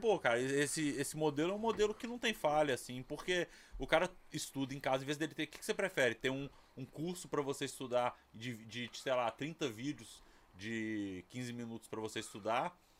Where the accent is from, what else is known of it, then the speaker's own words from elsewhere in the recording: Ouro Preto, Minas Gerais, Brazil; moved away as an adult; Eu sou de Minas, cara. Eu sou de Ouro Preto. Eu mudei pra cá em 2000, 2000